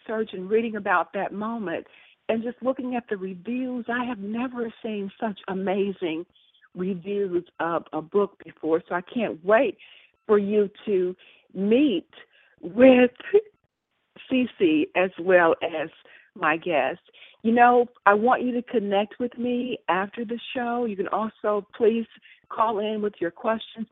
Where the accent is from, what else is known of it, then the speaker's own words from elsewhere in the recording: Mississippi, United States; we're both from Mississippi.